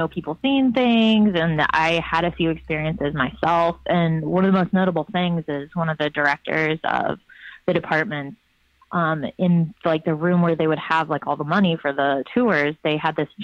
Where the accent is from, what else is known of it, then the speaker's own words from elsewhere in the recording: Lafayette, Indiana, United States; now in Portland, United States; when I was growing up in Lafayette, Indiana, my high school used to run this haunted mansion